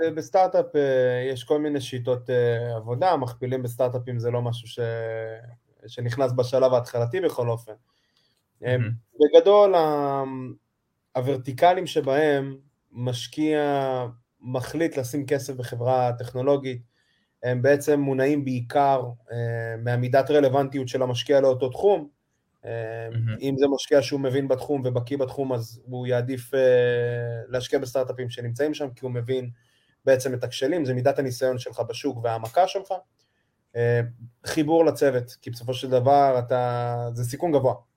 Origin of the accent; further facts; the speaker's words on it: Israel; שהגעתי כל הדרך מישראל